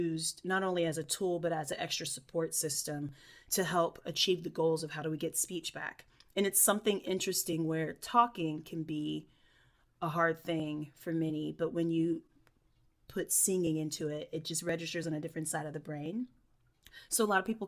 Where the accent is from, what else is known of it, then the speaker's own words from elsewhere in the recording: Irmo, South Carolina, United States; originally I'm from Irmo, South Carolina, which is right outside of Columbia, South Carolina. And it was just, you know, grew up in a little neighborhood